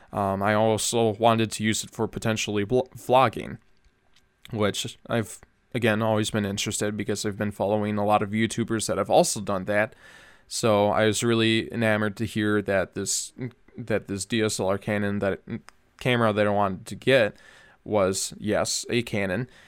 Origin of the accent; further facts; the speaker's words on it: Minnesota, United States; I'm from Minnesotan